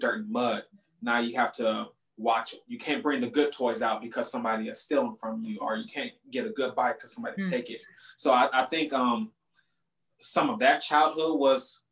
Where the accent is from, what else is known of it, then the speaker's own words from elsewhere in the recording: Compton, California, United States; I was born and raised in Compton, California